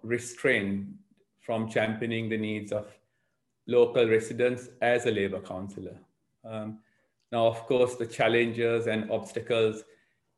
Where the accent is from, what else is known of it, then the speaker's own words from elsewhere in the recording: Sri Lanka; also born or lived in Southgate, London; now in London, United Kingdom; I'm originally from Sri Lanka. I've been here for 40 years, and I've lived in Southgate Ward for 26 years